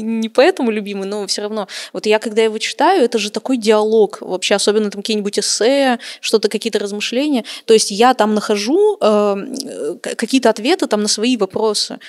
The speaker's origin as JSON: {"language": "Russian", "town": "Khabarovsk", "region": "Khabarovsk Krai", "country": "Russia", "tie": "born or raised there", "said": "в Хабаровске, кстати, в моем родном городе"}